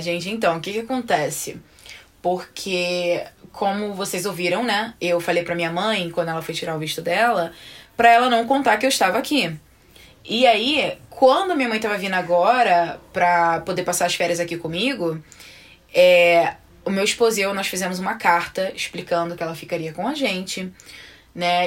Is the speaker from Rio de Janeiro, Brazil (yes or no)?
yes; Belford Roxo, Rio de Janeiro, Brazil; now in United States; a gente é de Belfort, nós somos de Belfor Roxo